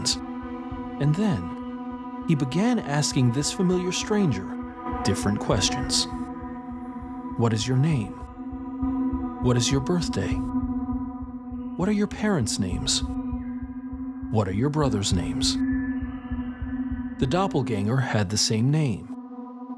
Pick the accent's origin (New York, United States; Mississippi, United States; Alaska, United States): New York, United States; New York City; Growing up in New York City